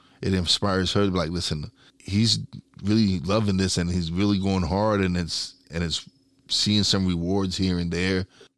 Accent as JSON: {"language": "English", "town": "Brooklyn", "region": "New York", "country": "United States", "said": "I'm from East New York."}